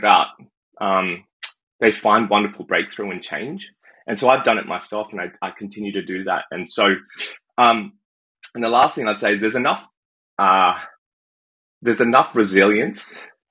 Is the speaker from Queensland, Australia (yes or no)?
no; Sydney, New South Wales, Australia; now in Canada; I was born in Sydney, Australia. I think coming to Canada, some people have guessed I'm from the UK, but I'm not. I am from Australia